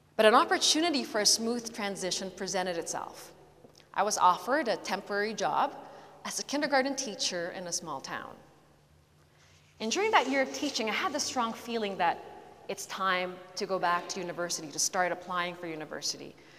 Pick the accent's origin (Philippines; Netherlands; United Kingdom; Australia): Philippines; moved away as an adult; also born or lived in Canada / California; although I was born in Canada, I lived my adolescent years in the Philippines